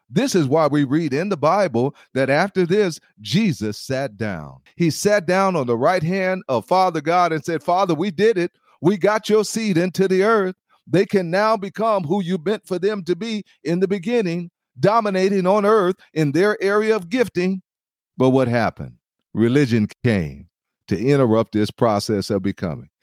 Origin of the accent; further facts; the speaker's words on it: Los Angeles, California, United States; I grew up in Compton and, and Watson, Los Angeles